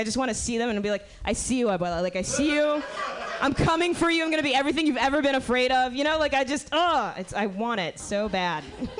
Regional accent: Miami, Florida, United States; I grew up in Miami.

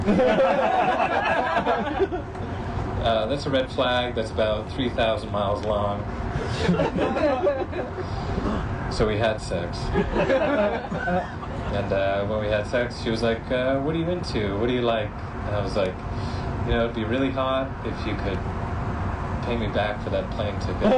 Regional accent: West Coast, United States; also born or lived in New York; I was born and raised on the West Coast

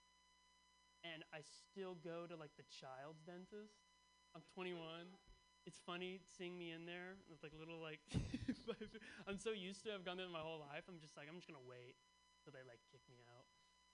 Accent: Bay Area, California, United States; born or raised there

